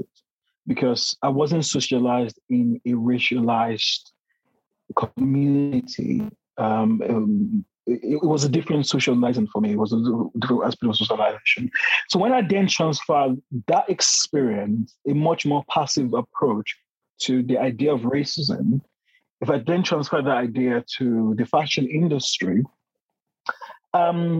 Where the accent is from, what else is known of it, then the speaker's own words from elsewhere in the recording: Nigeria; moved away as an adult; now in London, United Kingdom; Growing up in Nigeria, being socialized in the Nigerian context in a predominantly Black society